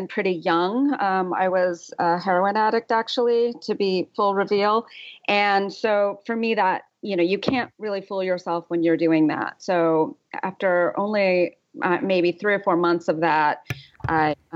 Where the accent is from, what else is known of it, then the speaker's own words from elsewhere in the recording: Southern California, United States; also born or lived in Los Angeles / New York / Paris; now in Joshua Tree, United States; growing up in Southern California